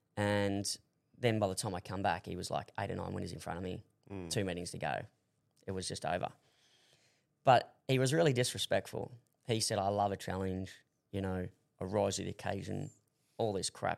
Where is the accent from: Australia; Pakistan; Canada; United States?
Australia; moved away as an adult; also born or lived in Hong Kong; being the Aussie that I am